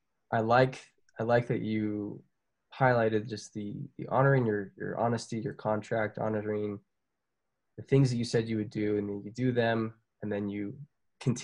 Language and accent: English; Orem, Utah, United States; I grew up in Orem.